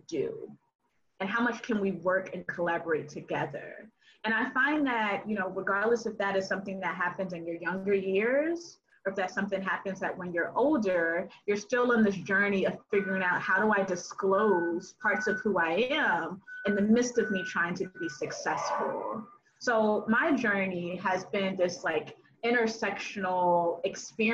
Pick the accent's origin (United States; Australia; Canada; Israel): United States; the South; Black girl growing up in the South